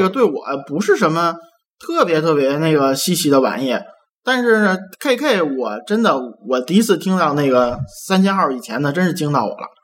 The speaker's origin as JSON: {"language": "Chinese", "region": "Beijing", "country": "China", "tie": "born or raised there", "said": "帝都我土生土长三十多年"}